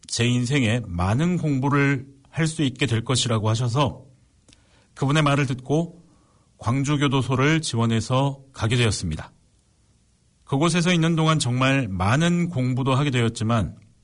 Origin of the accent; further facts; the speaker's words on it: Suncheon, South Jeolla, South Korea; 저는 집이 순천이고 순천교도소에서 저희 집까지 10분이면 되기 때문에